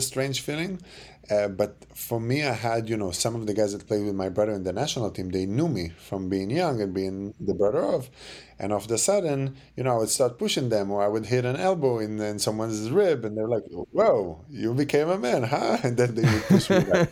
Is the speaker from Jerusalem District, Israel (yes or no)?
yes; Jerusalem, Jerusalem District, Israel; moved away; I was born and raised in Jerusalem